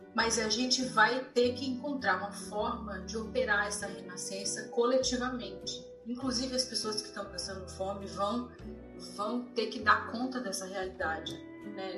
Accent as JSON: {"language": "Portuguese", "town": "Florianópolis", "region": "Santa Catarina", "country": "Brazil", "tie": "born or raised there", "moved": "yes", "lives_now": "California, United States", "said": "E eu cresci em Florianópolis, numa cidade de praia"}